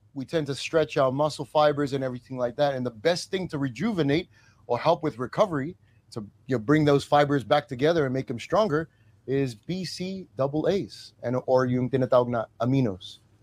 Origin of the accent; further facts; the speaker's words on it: New Zealand; moved away; also born or lived in Australia; my mom is also Tongan and I was born in New Zealand. So they migrated from Tonga to New Zealand